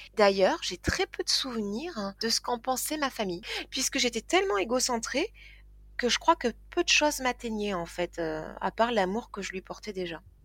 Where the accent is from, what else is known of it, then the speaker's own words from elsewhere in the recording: Toulouse, Occitania, France; also born or lived in Tarn-et-Garonne; Donc je suis euh, née à Toulouse, j'ai grandi à Toulouse